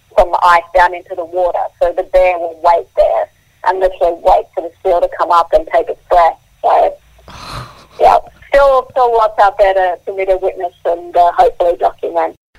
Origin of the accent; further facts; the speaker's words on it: Queensland, Australia; also born or lived in South Africa; I grew up in Queensland, so I'm used to the warm.